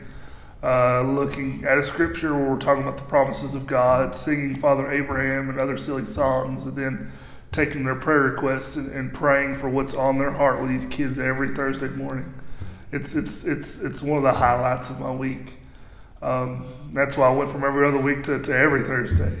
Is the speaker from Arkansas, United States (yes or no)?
yes; Morrilton, Arkansas, United States; I grew up here in Morrilton my entire life